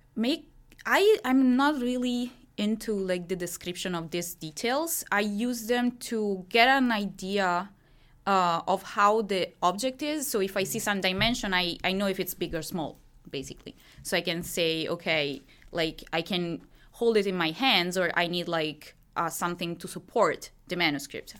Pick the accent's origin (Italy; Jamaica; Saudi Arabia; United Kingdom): Italy; Milan, Lombardy; English is a second language; moved away as an adult; also born or lived in France; I'm from Milan